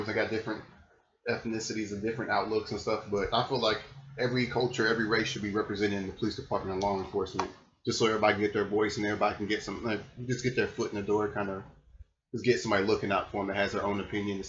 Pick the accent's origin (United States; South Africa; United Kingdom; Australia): United States; Louisville, Kentucky; also born or lived in Tulsa, Oklahoma; I'm from Tulsa, Oklahoma, originally. I moved to Louisville, Kentucky, about, kindergarten, first grade.